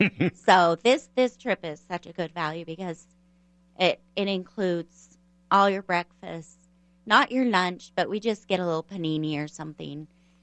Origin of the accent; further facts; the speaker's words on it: United States; Because we're American